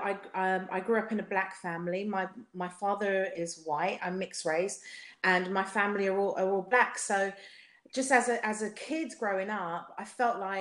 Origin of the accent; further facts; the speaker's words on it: London, United Kingdom; accent: South London; my South London accent